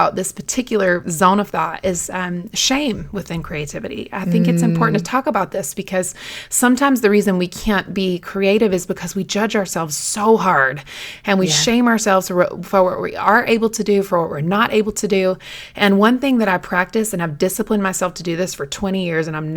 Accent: North Carolina, United States; I'm from North Carolina

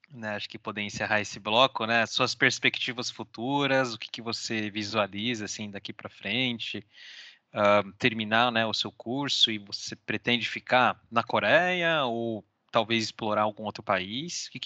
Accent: Brazil; now in South Korea; Como é que acaba sendo, nós que somos brasileiros, um, se nem, não faço ideia de conversão, por exemplo, para a moeda né, coreana

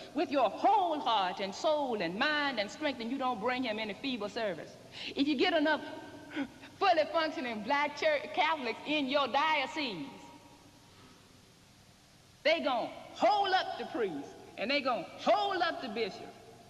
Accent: Mississippi, United States; I'm from Mississippi. The first schools in Mississippi were started in the cathedral basement by a diocesan priest and a group of lay women.

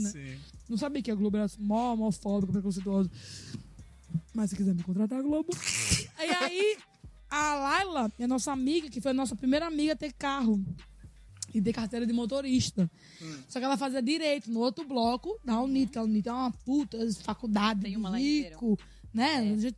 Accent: Aracaju, Sergipe, Brazil; Eu sou de Aracaju, de verdade, nasci lá, criada, nasci lá.

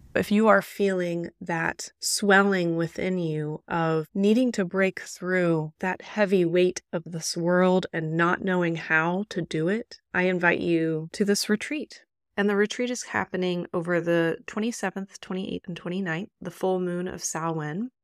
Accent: Indianapolis, Indiana, United States; my hometown, which is native Miamiaki land, Kickapoo land in Indianapolis, Indiana

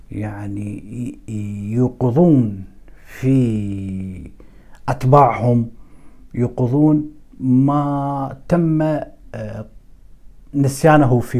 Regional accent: Iraq; بس ما كنت اتوقع انه راح يصير حرب اهليه في بلدي العراق

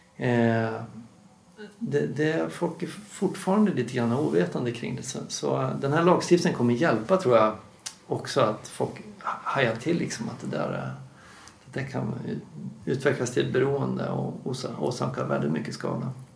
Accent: Dalarna County, Sweden; moved away; jobbar jag också med implementering uppe i min, mina hemtrakter då, i Dalarna

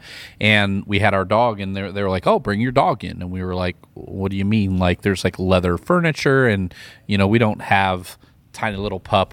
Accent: Midwest, United States; moved away; I'm from the Midwest as well

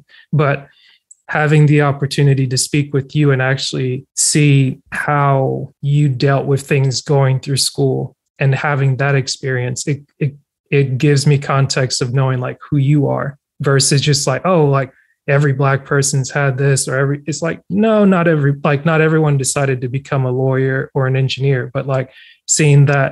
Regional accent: North Georgia, United States; also born or lived in Cameroon; now in South Georgia, United States; I was born in Cameroon, West Central Africa, immigrated to the States at 7. So it's like I grew up in Georgia, North Georgia. Now I live in South Georgia

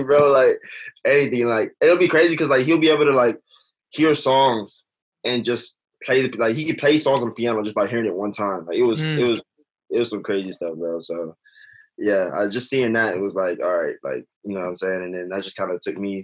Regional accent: Los Angeles, California, United States; I'm next to like, I don't know if you heard of Baldwin Hills

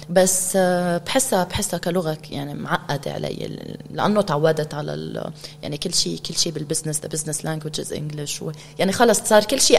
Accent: Beirut, Beirut Governorate, Lebanon; moved away as an adult; فبعد الانفجار بشي أسبوع أنا كنت طلعت من لبنان

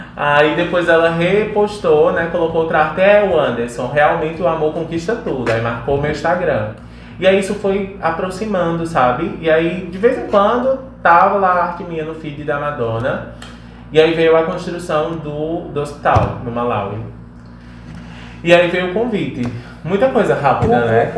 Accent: Ceará, Brazil; eu venho lá do Ceará

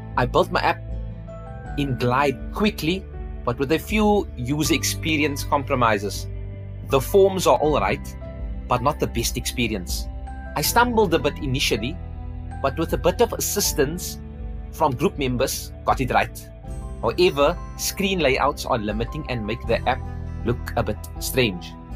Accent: Cape Town, Western Cape, South Africa; I'm from Cape Town

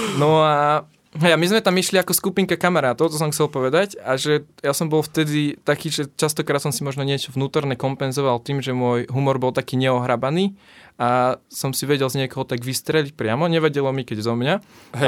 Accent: Nová Baňa, Banská Bystrica Region, Slovakia; ja som z Novej Bane

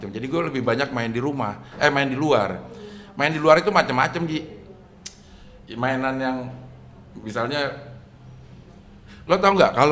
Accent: Jakarta, Indonesia; also born or lived in Singapore; Gue lahir di Singapura, Abdel. Uh. Di eh. Singapura kagak ada yang main layangan. Uh. Eh. Gue pindah ke Jakarta ke Jalan Simpruk.

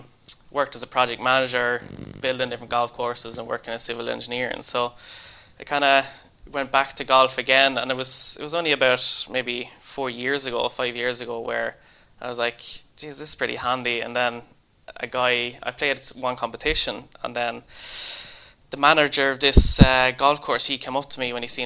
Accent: Ireland; born or raised there; moved away as an adult; now in Sweden

